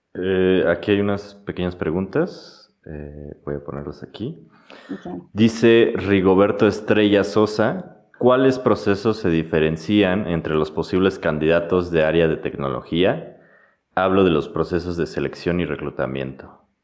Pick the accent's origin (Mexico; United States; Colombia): Mexico; somos de México exactamente